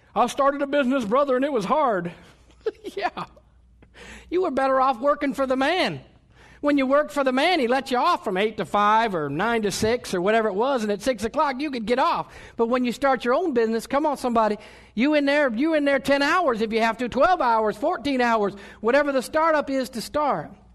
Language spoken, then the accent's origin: English; United States; I was born in America